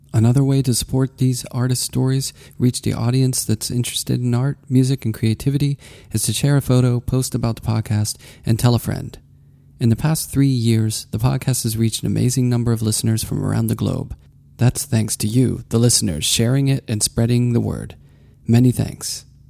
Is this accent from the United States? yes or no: yes; Pittsburgh, Pennsylvania, United States; moved away; I'm originally from Pittsburgh